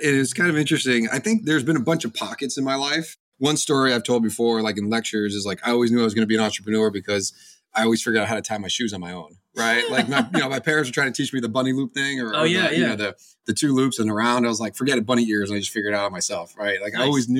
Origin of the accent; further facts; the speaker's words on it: East Coast, United States; I grew up on the East Coast and I came out to Silicon Valley back in, 2003